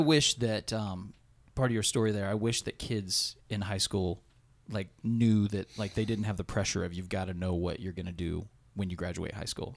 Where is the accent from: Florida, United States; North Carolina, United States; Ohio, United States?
Ohio, United States; Blanchester; … and I are both Blanchester boy, boys, born and raised